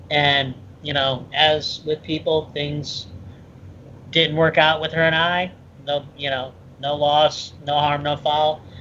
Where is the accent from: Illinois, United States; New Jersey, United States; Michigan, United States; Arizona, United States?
Michigan, United States; also born or lived in Ohio; No, I'm originally from Midwest, Michigan and Ohio.